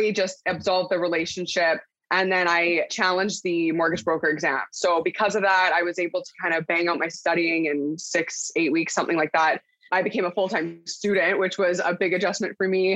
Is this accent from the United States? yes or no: no; Port Coquitlam, British Columbia, Canada; now in Abbotsford, Canada; I'm originally from Port Coquitlam, BC, and now currently in Abbotsford